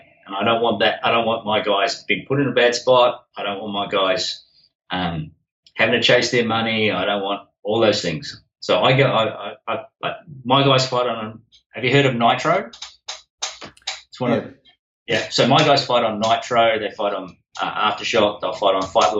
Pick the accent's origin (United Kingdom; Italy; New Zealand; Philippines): New Zealand; now in Australia; Being a Kiwi